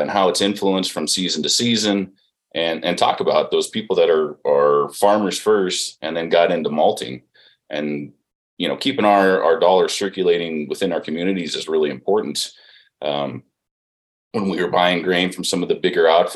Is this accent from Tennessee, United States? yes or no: no; Montana, United States; I grew up in a farming community